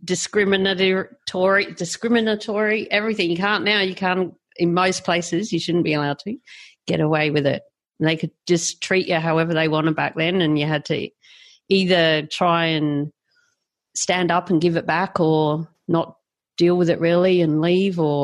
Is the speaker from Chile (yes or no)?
no; South Australia, Australia; now in Queensland, Australia; I grew up in South Australia